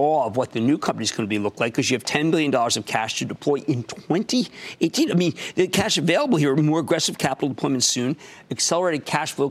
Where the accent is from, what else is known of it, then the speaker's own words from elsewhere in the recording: Philadelphia, Pennsylvania, United States; moved away; my hometown of Philadelphia